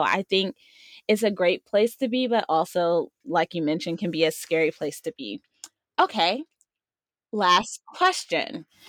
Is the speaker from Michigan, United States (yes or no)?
no; Maryland, United States; Yeah, and I came from Maryland where we had all four seasons, but I just tend to live in the spring and summer.